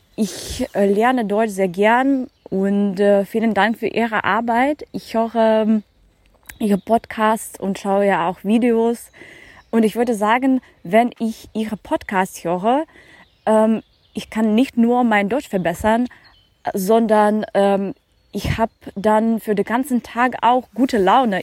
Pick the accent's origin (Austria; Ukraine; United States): Ukraine; German is a second language; moved away as an adult; now in Hamburg, Germany; Ich komme aus der Ukraine, aber derzeit bin ich in Hamburg als P-Mädchen